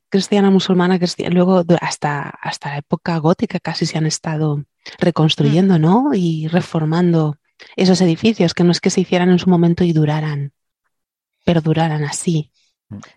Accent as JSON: {"language": "Spanish", "region": "southern Spain", "country": "Spain", "said": "aquí en, en mi tierra, la mayoría de las iglesias, bueno, y todo el sur de España"}